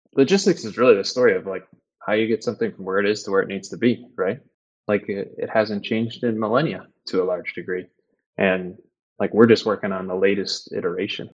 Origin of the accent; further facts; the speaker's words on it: McFarland, Wisconsin, United States; also born or lived in Madison, Wisconsin; now in Chicago, United States; I was born in Madison, grew up in a little town called McFarland, just outside of Madison.